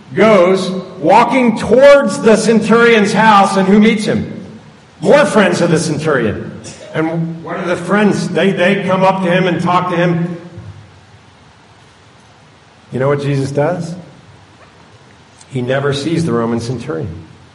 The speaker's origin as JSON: {"language": "English", "town": "Wilmington", "region": "Delaware", "country": "United States", "tie": "born or raised there", "said": "She's in a facility in up where I grew up in Wilmington, Delaware."}